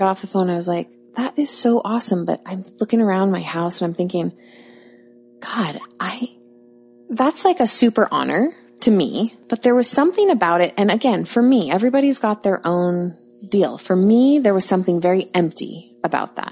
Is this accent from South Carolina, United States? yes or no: no; Bellevue, Washington, United States; I'm from Bellevue